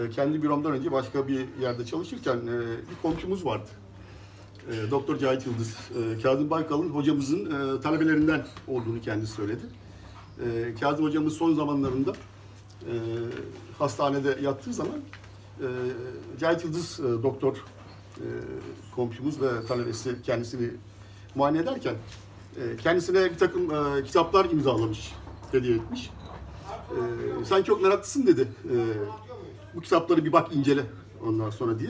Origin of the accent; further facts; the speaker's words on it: Bursa, Turkey; 1963 e, Bursa doğumluyum. E, askerlik haricinde Bursa'dan hiç ayrılmadım. Hep Bursa'dayım.